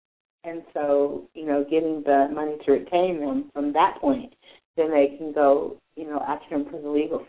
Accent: Denver, Colorado, United States; I was born in Colorado.

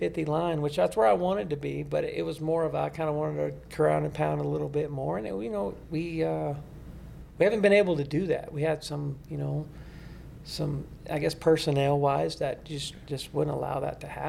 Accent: West Texas, United States; I come from West Texas

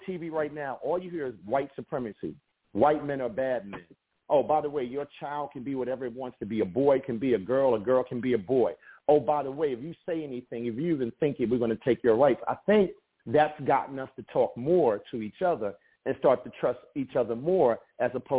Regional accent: United States; I'm black American

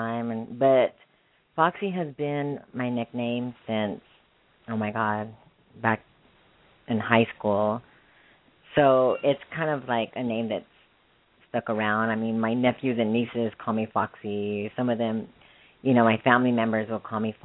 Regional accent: Arizona, United States; moved away; also born or lived in Texas; my background is Mexican. I was born in Arizona. I used to live in Texas for a few years

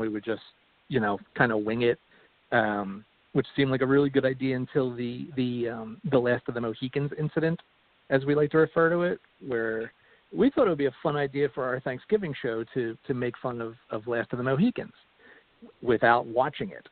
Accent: Philadelphia, Pennsylvania, United States; now in Atlanta, United States; I was born and raised in uh, Philadelphia

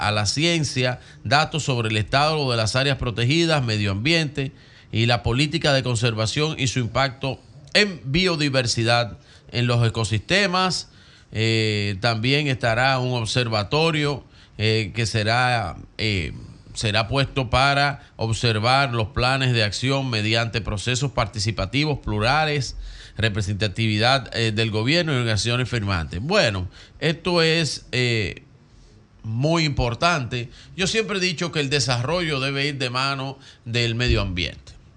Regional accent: Santo Domingo, Distrito Nacional, Dominican Republic; Yo nací en el Distrito Nacional, la capital.

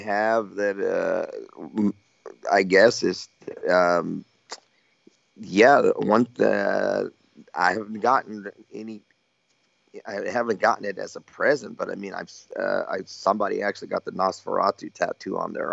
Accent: Texas, United States; born or raised there

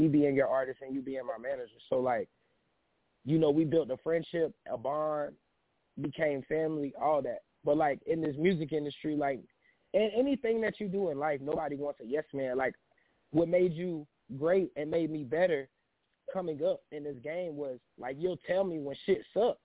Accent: Panama City, Florida, United States; I'm from Panama City, Florida, uh, a small town

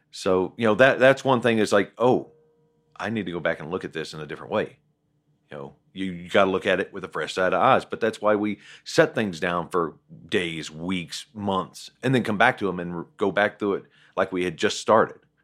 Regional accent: Southern West Virginia, United States; I grew up in Southern West Virginia, so the coal mine reference is applicable

